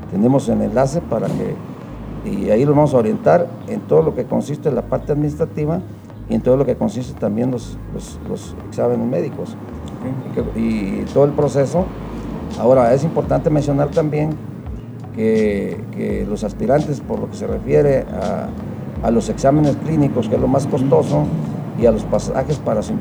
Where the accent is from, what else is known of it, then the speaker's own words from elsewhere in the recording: Mexico; como ciudadano mexicano, pues tener la identidad nacional y los valores cívicos para cumplir como mexicano